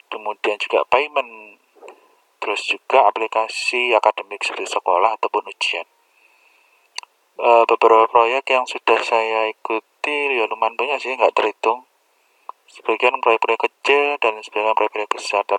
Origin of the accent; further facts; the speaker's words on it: Kediri, East Java, Indonesia; saya lahir di Kediri ya saya anak Kediri terus kemudian saya juga sekolah di Kediri juga di SMP 3 Kediri terus SMA 7 Kediri setelah itu saya kuliah di Stikom Surabaya